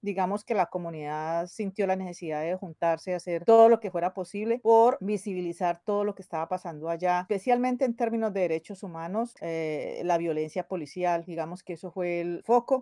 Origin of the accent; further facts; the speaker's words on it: Cali, Valle del Cauca, Colombia; moved away as an adult; now in London, United Kingdom; soy de Cali, Colombia. Llevo aquí 22, 23 años.